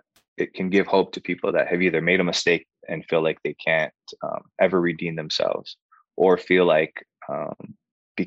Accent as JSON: {"language": "English", "region": "Hawaii", "country": "United States", "tie": "born or raised there", "moved": "yes", "lives_now": "Los Angeles, United States", "said": "I grew up in Hawaii doing island music and Hawaiian music. And then I moved"}